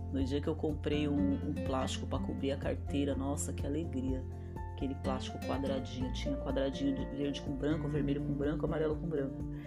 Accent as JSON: {"language": "Portuguese", "town": "Diadema", "region": "São Paulo", "country": "Brazil", "tie": "born or raised there", "moved": "yes", "said": "Eu nasci em Diadema, né? No ABC Paulista. E quando eu era pequena, a rua que eu morava não tinha asfalto"}